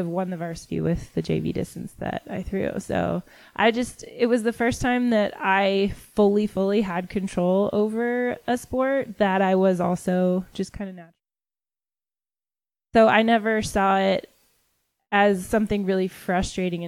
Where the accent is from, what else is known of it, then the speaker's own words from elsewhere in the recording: Washington, United States; moved away as an adult; now in Colorado Springs, United States; I'm from Washington State. There we throw the javelin in high school.